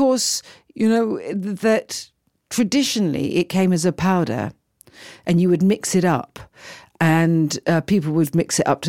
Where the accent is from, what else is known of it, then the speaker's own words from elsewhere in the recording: United Kingdom; also born or lived in London; I feel very proud as a British person to hear this.